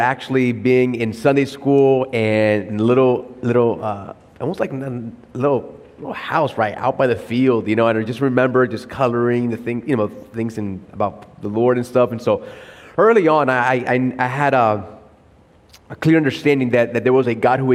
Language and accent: English; Puerto Rico; moved away; also born or lived in Miami; And born and raised in Puerto Rico.